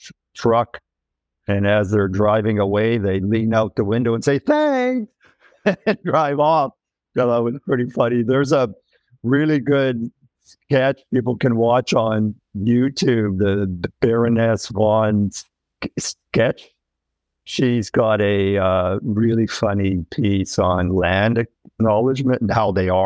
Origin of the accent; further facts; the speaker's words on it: Manitoba, Canada; That's where I grew up in Manitoba